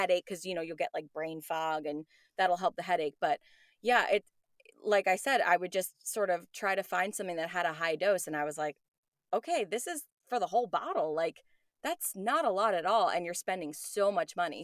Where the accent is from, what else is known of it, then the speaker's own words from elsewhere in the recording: New York, United States; moved away; I'm from New York